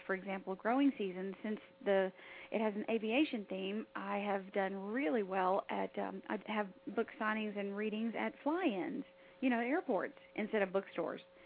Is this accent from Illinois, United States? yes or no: no; Alaska, United States; I was born in Alaska